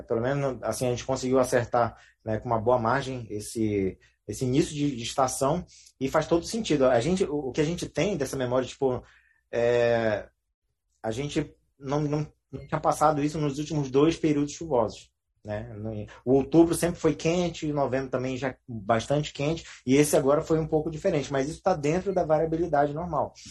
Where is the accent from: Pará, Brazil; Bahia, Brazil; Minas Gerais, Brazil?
Pará, Brazil; moved away; principalmente no Pará, ali na cidade onde eu nasci e me criei